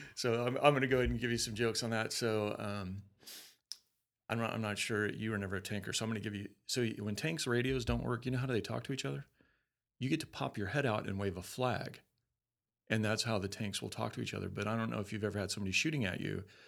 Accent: Colorado, United States; moved away; I'm from Colorado.

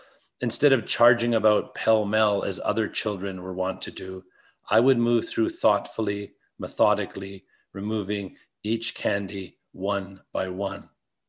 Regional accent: Belfast, Northern Ireland, United Kingdom; I grew up in Protestant Belfast. I grew up on Shankill Road, which means nothing to you, or everything, depending on your degree of familiarity with the niceties of Northern Ireland.

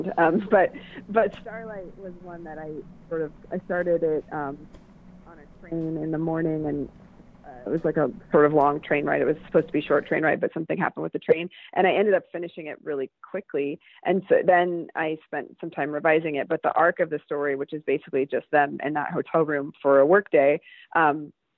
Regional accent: Lubbock, Texas, United States; moved away as an adult; also born or lived in New York; now in Portland, United States; the house where I grew up in Lubbock

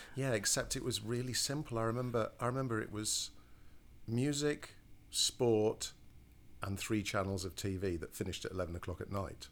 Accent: Cleethorpes, Yorkshire and the Humber, United Kingdom; moved away; also born or lived in Grimsby; I'm from a, a, a, real backwater called Cleethorpes

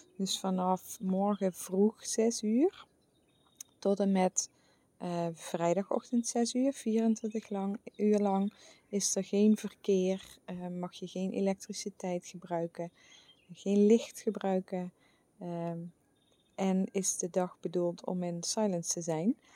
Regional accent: where Vastelaovend is celebrated, Limburg, Netherlands; moved away; de plek waar ik vandaan kom

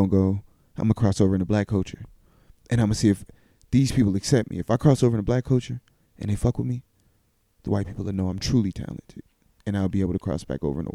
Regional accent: Tennessee, United States; I was raised in Tennessee.

